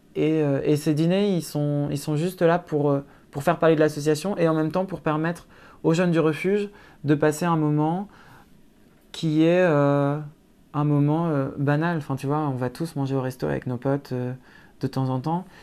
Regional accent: Lille, Hauts-de-France, France; moved away as an adult; also born or lived in Brussels; je viens de Lille et que la Belgique, c'est à 15 minutes en voiture

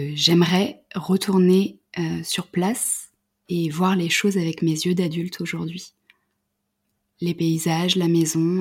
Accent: Paris region, Île-de-France, France; also born or lived in Creuse; je suis née en région parisienne

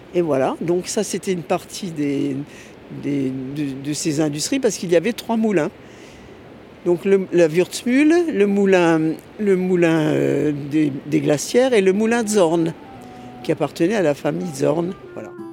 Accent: Strasbourg, Grand Est, France; née à Strasbourg, rue Hermann, dans la, à la clinique du Berceau. Et puis après, nous avons vécu à Strasbourg

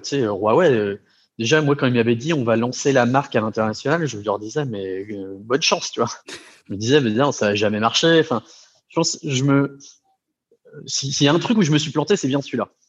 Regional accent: Brittany, France; moved away; je suis breton d'origine.

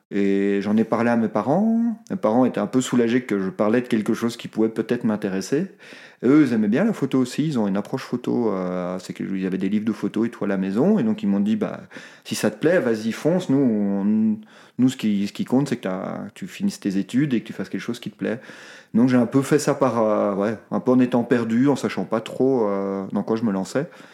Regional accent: Brussels, Brussels-Capital Region, Belgium; moved away as an adult; now in Haute-Savoie, France; je viens de Bruxelles

